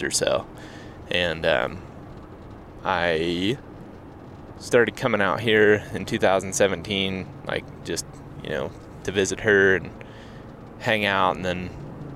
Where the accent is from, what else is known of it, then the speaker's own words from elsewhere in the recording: Ohio, United States; moved away as an adult; also born or lived in Iowa; now in Colorado, United States; I grew up in Ohio, as well as Grant